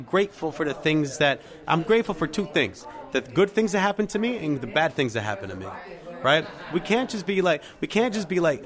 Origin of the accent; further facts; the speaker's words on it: Puerto Rico; I'm from Puerto Rico